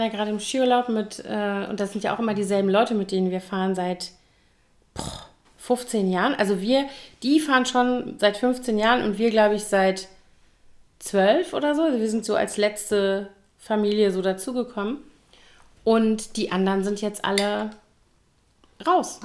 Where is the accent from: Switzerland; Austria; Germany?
Germany; Koblenz, Rhineland-Palatinate; moved away as an adult; also born or lived in Bonn; in Koblenz, äh, meiner Heimatstadt